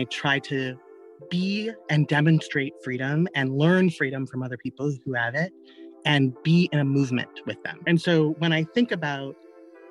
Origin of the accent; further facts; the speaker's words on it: Los Angeles, California, United States; moved away as an adult; also born or lived in San Francisco Bay Area; I grew up in South Central